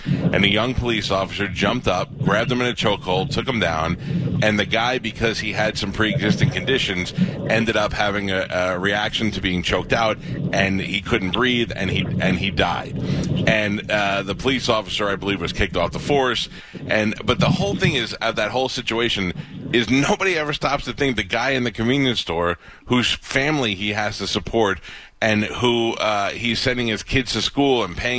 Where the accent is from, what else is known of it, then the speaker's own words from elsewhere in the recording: New York City, New York, United States; my hometown in Staten Island